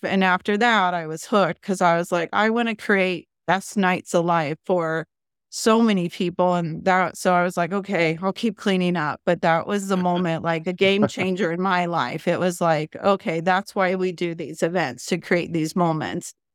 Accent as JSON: {"language": "English", "area": "Bay Area", "region": "California", "country": "United States", "tie": "born or raised there", "moved": "yes", "lives_now": "San Diego, United States", "said": "I grew up in the Bay Area"}